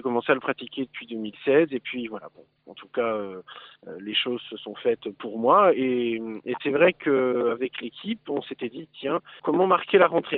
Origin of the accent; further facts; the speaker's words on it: Lorraine, Grand Est, France; nous sommes des Lorrains